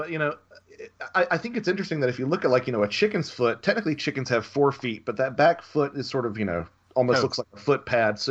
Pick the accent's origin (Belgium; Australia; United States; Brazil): United States; Southern United States; Yeah, well, I'm a Southerner. I can make fun of Southerners.